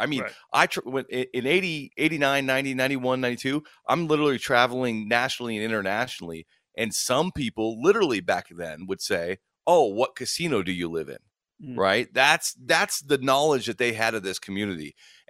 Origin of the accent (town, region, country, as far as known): Las Vegas, Nevada, United States; born or raised there